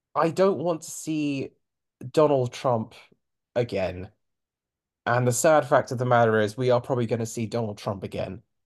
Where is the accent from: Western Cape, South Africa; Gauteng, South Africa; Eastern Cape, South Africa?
Western Cape, South Africa; Cape Town; I was born in Cape Town